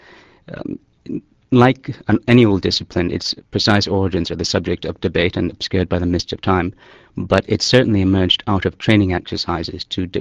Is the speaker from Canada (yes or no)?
yes; Canada; as a Canadian